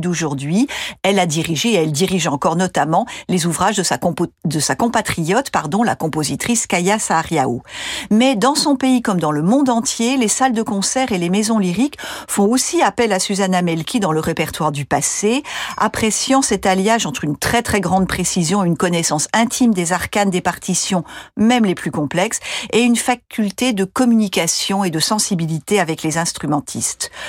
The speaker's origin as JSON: {"language": "French", "country": "France", "said": "chez nous en France"}